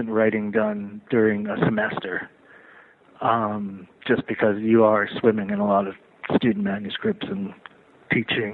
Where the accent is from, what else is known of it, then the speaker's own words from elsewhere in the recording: Closter, New Jersey, United States; also born or lived in New York; I was born here, but I grew up in New Jersey